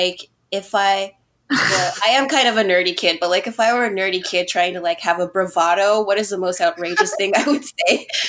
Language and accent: English; Yokohama, Kanagawa, Japan; also born or lived in Yokosuka, Japan; I was born on Yokosuka Naval Base, and then I grew up mainly around Yokohama.